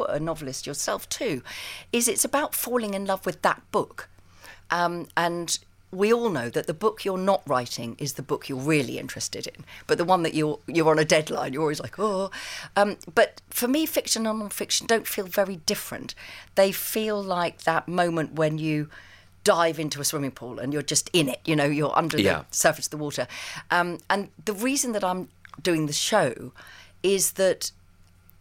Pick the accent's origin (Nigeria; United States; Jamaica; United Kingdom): United Kingdom; England; also born or lived in Sussex; I am terribly English